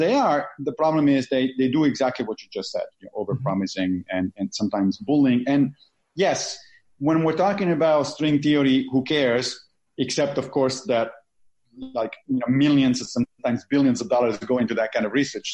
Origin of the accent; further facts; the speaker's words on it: Rome, Lazio, Italy; moved away; I grew up Catholic in Italy, in Rome, like literally next to the Pope